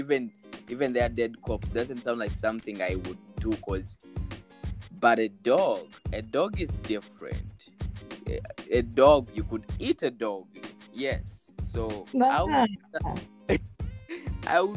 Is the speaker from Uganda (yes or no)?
yes; Uganda; I'm from Uganda